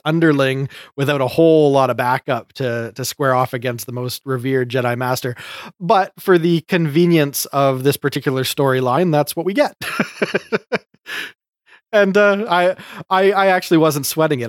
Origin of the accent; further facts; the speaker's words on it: Canada; I enjoy being Canadian